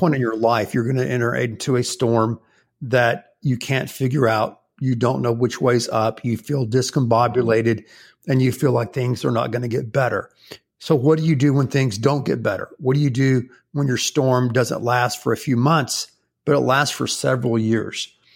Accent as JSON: {"language": "English", "region": "the Carolinas", "country": "United States", "tie": "born or raised there", "moved": "yes", "lives_now": "Houston, United States", "said": "when I was growing up in the Carolinas when I was a little boy"}